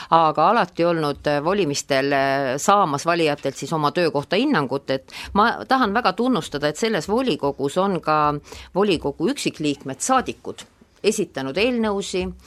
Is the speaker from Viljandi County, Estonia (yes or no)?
yes; Viljandi, Viljandi County, Estonia; Viljandi on meie mõlema kodulinn